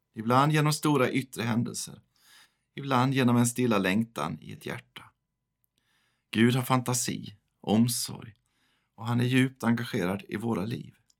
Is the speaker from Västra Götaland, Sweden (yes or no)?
yes; Västergötland, Västra Götaland, Sweden; also born or lived in Chiclayo, Peru; now in northern Skåne, Sweden; bor i norra Skåne, även om jag är född och uppvuxen i Västergötland